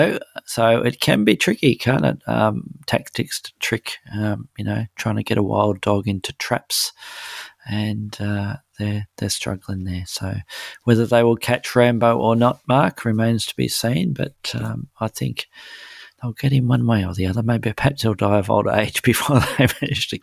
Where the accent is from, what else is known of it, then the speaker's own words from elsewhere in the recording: Melbourne, Victoria, Australia; my hometown of Melbourne